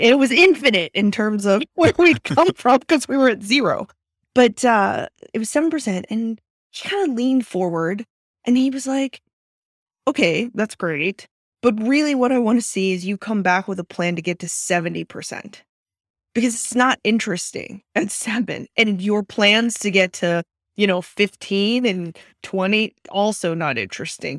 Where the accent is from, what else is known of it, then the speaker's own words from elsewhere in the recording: Austin, Texas, United States; moved away as an adult; now in Silicon Valley, United States; I grew up in Austin, Texas, and was born and raised there all eighteen